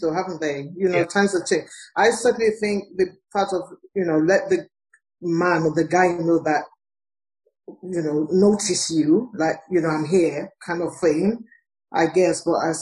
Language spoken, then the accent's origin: English; Nigeria; I'm from Nigeria